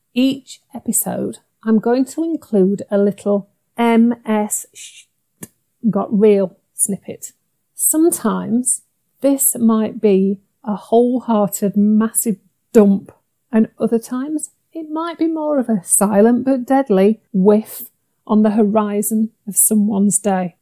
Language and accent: English; Yorkshire and the Humber, United Kingdom; I'm a Yorkshire lass